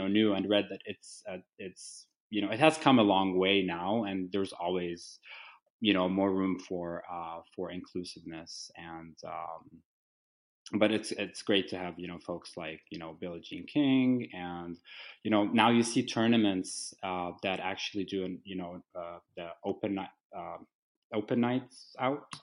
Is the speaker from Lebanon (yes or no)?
yes; Lebanon; now in Washington, United States; I was born and raised in Lebanon